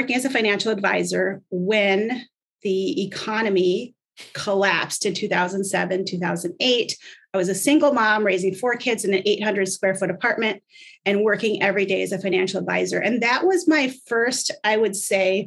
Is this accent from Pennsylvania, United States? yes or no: no; Minnesota, United States; I grew up in Minnesota.